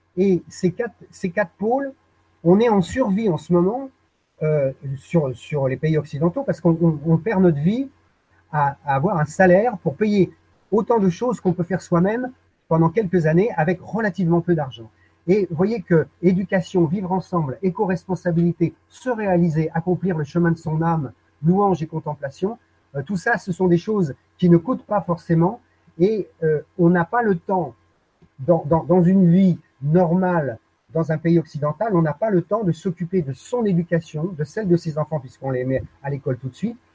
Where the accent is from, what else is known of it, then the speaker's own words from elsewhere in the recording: Paris, Île-de-France, France; moved away as an adult; je suis né à Paris